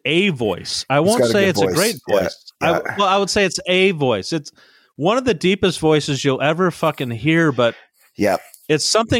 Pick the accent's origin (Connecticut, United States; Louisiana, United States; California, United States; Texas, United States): California, United States; Brea; I grew up in Brea, California